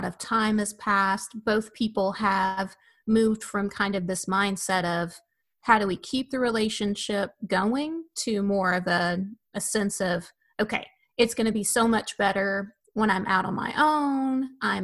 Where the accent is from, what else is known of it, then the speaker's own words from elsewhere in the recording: Tennessee, United States; moved away; I'm from Tennessee and my husband's from Florida.